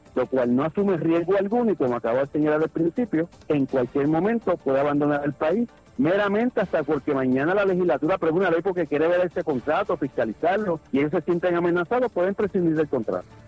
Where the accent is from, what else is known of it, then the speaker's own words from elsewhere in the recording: Puerto Rico; nosotros como puertorriqueños y puertorriqueñas